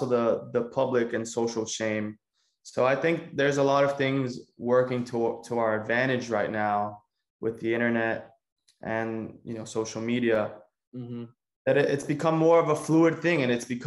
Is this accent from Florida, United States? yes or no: yes; Miami, Florida, United States; also born or lived in Cuba; I was born in Cuba and I moved in 2001 when I was 6 years old to Miami